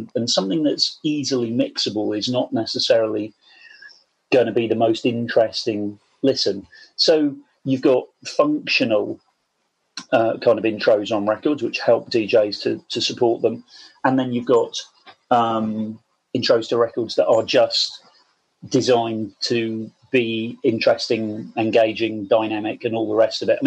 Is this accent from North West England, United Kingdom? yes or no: no; Portishead, South West England, United Kingdom; being a teenager growing up in Portishead, which is just outside Bristol on the coast, down there in the southwest